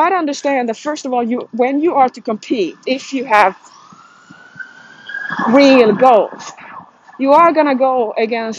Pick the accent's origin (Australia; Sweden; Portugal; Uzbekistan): Sweden; moved away as an adult; now in United States